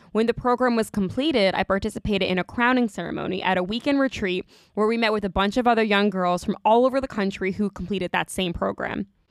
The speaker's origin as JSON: {"language": "English", "area": "Long Island", "region": "New York", "country": "United States", "tie": "born or raised there", "said": "I grew up on Long Island"}